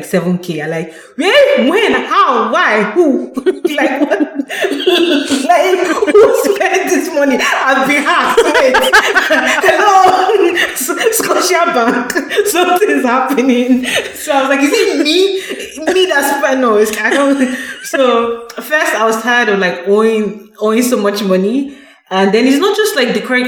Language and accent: English; Nigeria; moved away as an adult; now in Canada; I come from Nigeria where I was brought up